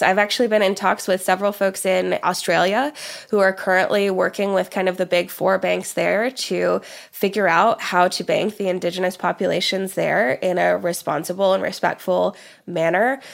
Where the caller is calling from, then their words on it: Oklahoma, United States; living in Oklahoma, where I am, uh, calling in from here today in the, in the U S